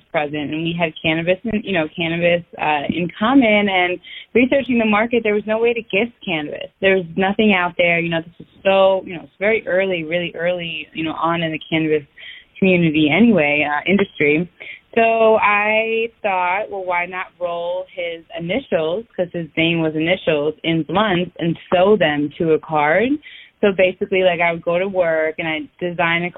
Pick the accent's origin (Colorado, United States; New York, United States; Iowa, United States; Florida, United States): New York, United States; Westchester County; I am 28 years old, and I am from Westchester County in New York